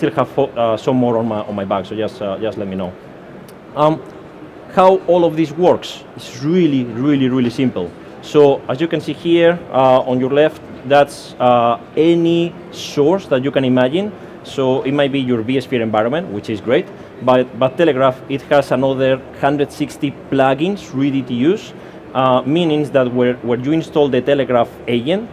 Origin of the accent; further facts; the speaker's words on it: Spain; accent: Spanish; English is a second language; now in United Kingdom; I'm Spanish, as you can hear by my accent, so I'm just a Spanish guy living in the UK